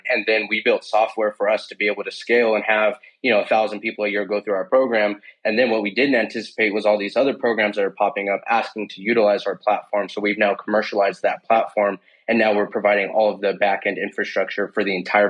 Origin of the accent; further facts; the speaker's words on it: Denver, Colorado, United States; Born and raised in Denver, Colorado. Also currently where I reside today.